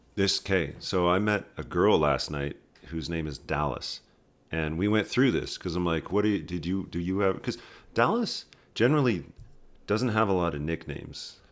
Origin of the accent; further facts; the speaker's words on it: Red Deer, Alberta, Canada; moved away as an adult; also born or lived in Saskatoon, Saskatchewan / Ottawa; now in Calgary, Canada; I was born in Saskatoon, and then when I was, like, zero, we moved to Red Deer, Alberta